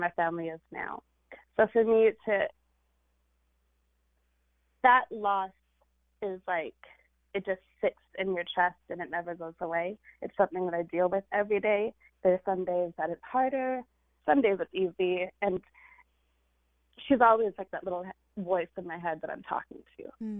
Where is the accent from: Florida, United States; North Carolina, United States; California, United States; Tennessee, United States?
California, United States; this Indian girl who grew up in California